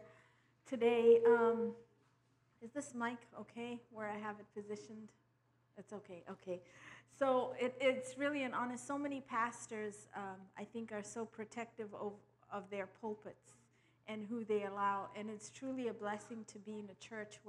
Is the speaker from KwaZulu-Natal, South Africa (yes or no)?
yes; Durban, KwaZulu-Natal, South Africa; I'm from the very east coast, Durban, in the province of KwaZulu-Natal